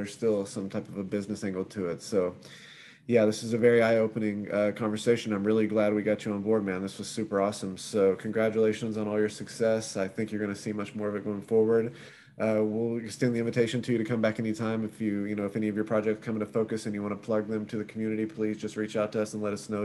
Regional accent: Kentucky, United States; moved away; I'll actually be in Kentucky. So I'll be coming to you from my hometown next week.

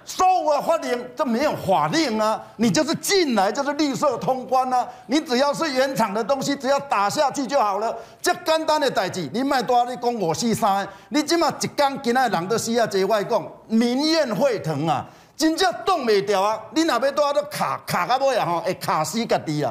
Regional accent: Taiwan; 我们台湾人很厉害哦

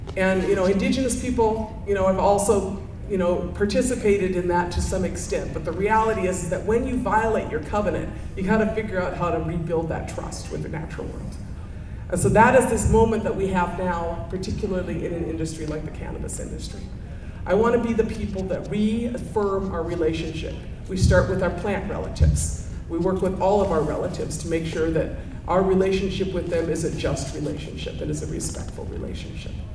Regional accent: White Earth Reservation, northern Minnesota, United States; I'm from the White Earth Reservation in northern Minnesota

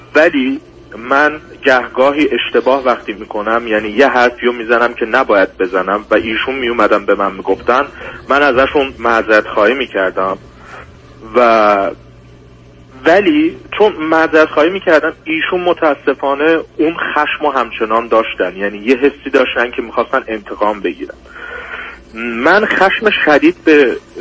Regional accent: Iran; moved away as an adult; also born or lived in Turkey; now in Germany; 5 سال تو آلمان زندگی میکنم و 19 ساله بودم که از ایران اومدم بیرون

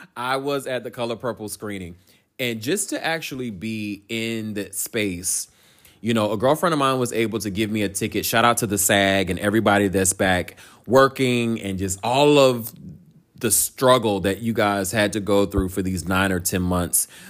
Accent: Durham, North Carolina, United States; now in Los Angeles, United States; I'm from Bull City, Durham, North Carolina

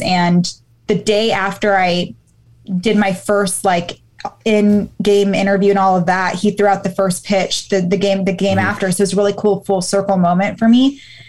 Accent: Baltimore, Maryland, United States; born there; I came close to interviewing him because I was born in Baltimore. So we were an Orioles household.

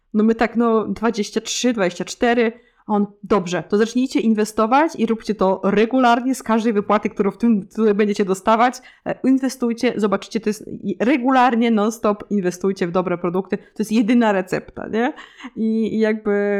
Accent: Lublin Voivodeship, Poland; moved away as an adult; now in Switzerland; ja pochodzę z Lubelskiego, e, też z małej miejscowości

